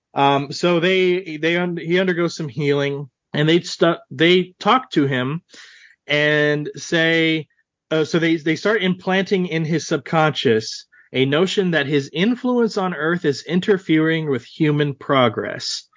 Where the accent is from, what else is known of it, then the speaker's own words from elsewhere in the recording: Central Texas, United States; I grew up in Central Texas, uh, my entire life.